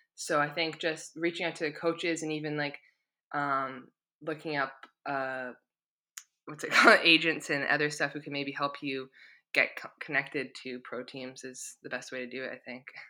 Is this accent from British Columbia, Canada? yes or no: yes; Victoria, British Columbia, Canada; moved away as an adult; now in England; my hometown. Like I'm proud just to be from Victoria